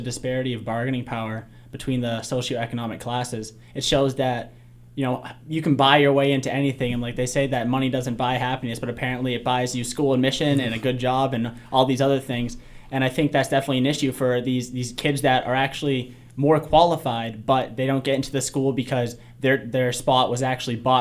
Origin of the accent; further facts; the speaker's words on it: Gardner, Massachusetts, United States; I'm from Gardner, Massachusetts